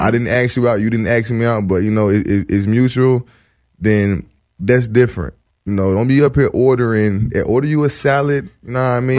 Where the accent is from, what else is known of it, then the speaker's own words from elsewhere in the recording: the South, United States; now in Los Angeles, United States; I'm from the South